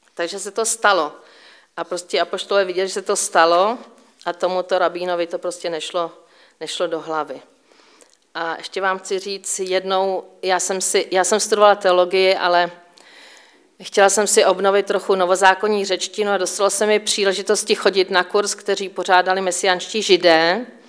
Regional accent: Říčany, Central Bohemian Region, Czechia; moved away as an adult; now in Israel; Jsem Češka, eh, vyrůstala jsem v Říčanech u Prahy

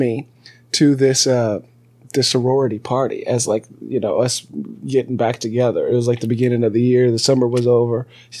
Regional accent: California, United States; also born or lived in Alabama; I was a guy from California and Alabama.

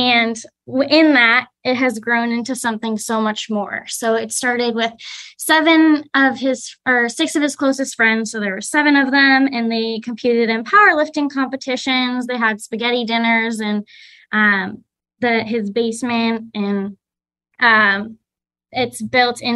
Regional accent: New Hampshire, United States; moved away as an adult; also born or lived in Massachusetts / Wisconsin; now in Vancouver, United States; I am originally from New Hampshire, and I now live in Washington State in Vancouver, Washington.

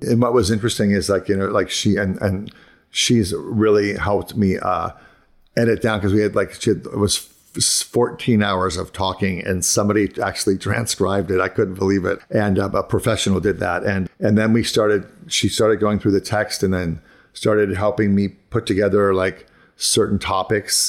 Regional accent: Ohio, United States; moved away as an adult; also born or lived in Pittsburgh / Boston; I grew up in Ohio and then I moved to, like, to Pittsburgh and Boston

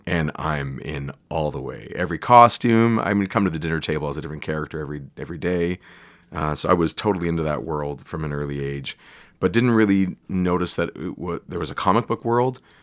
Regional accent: Canada; I'm Canadian

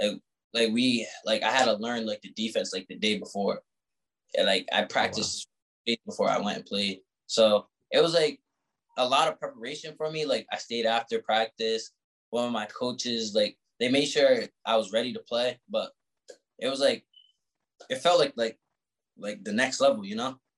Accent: Providence, Rhode Island, United States; I'm from Providence

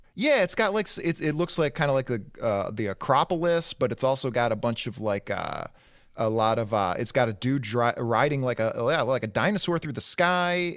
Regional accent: Detroit, Michigan, United States; I grew up in Detroit proper, in inner city Detroit

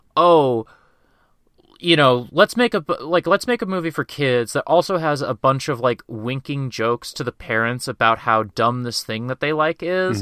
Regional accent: Kansas, United States; growing up in Kansas

